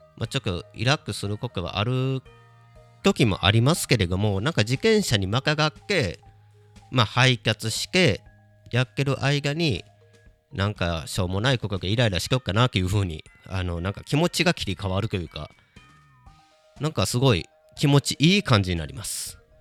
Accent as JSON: {"language": "Japanese", "town": "Kobe", "region": "Hyogo", "country": "Japan", "tie": "born or raised there", "moved": "yes", "lives_now": "Kyoto, Japan", "said": "地元の神戸帰った時に"}